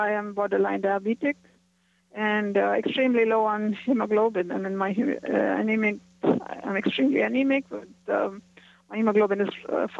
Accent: Dubai, United Arab Emirates; I'm from Dubai.

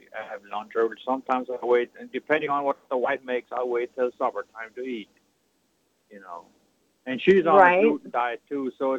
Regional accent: South Dakota, United States; I was born in South Dakota.

